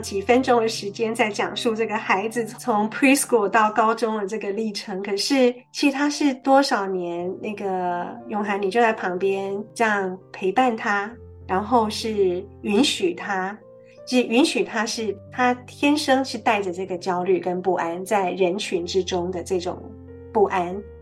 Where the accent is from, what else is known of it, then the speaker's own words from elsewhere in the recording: Taiwan; 我们这种在台湾长大的孩子